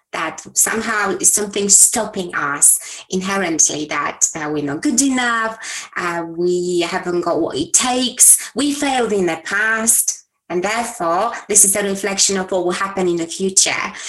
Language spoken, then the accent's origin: English; Poland; moved away; I was born in Poland, a communist country back then, in a small town.